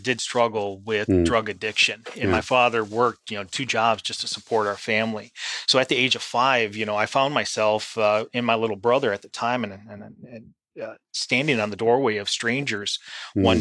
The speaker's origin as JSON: {"language": "English", "town": "St. Paul", "region": "Minnesota", "country": "United States", "tie": "born or raised there", "moved": "as an adult", "lives_now": "Pensacola, United States", "said": "I grew up in St. Paul, Minnesota"}